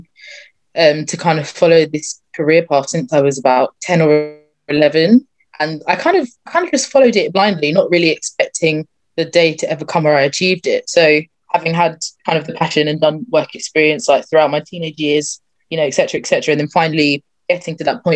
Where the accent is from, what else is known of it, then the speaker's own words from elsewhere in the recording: Croydon, London, United Kingdom; I'm from Croydon. That's where I live, born and bred.